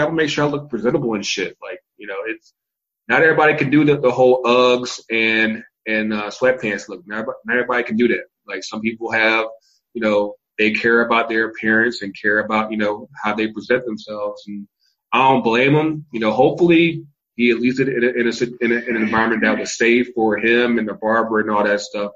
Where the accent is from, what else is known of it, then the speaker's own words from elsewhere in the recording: Virginia, United States; also born or lived in North Carolina; now in Atlanta, United States; I was born in North Carolina. I was raised in Virginia. I live in Atlanta, all states of the Confederacy